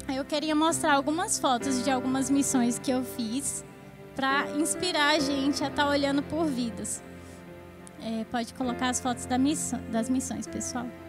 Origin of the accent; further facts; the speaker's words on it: Brasília, Federal District, Brazil; eu sou de Brasília. E lá em Brasília